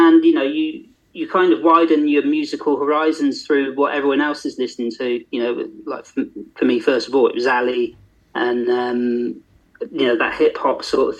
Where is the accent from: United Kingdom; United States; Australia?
United Kingdom; Yetminster, South West England; now in Haverfordwest, United Kingdom; growing up in Dorset